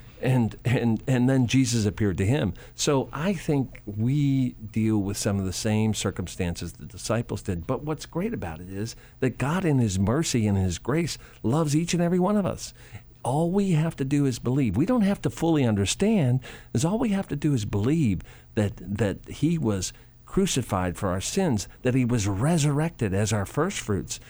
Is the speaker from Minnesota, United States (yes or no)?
no; Chicago, Illinois, United States; I grew up in Chicago